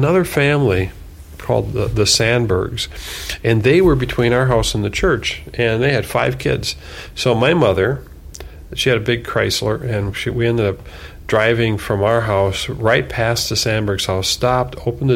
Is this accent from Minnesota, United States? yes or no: yes; Minnesota, United States; I grew up in Minnesota